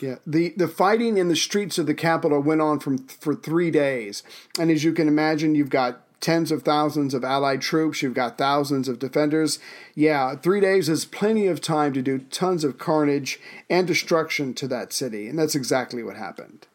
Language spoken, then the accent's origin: English; South Carolina, United States; My home state of South Carol, uh, South Carolina